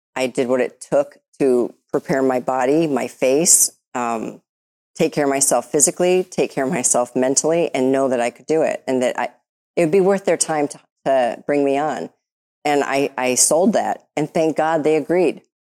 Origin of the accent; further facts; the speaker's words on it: Detroit, Michigan, United States; I'm from Detroit.